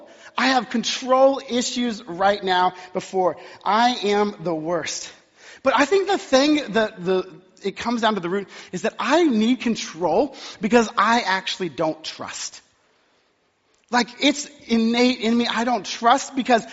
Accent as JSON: {"language": "English", "region": "Texas", "country": "United States", "tie": "born or raised there", "moved": "yes", "said": "I was born and raised in Texas"}